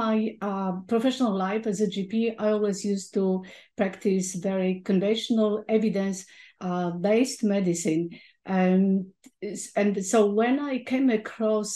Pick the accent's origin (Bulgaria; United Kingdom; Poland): Poland; moved away; as a teenager growing up in Poland.